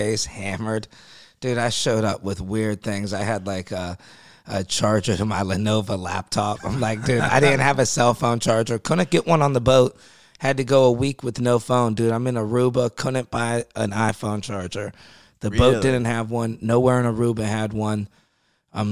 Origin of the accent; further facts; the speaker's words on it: Youngstown, Ohio, United States; this guy from my hometown, Youngstown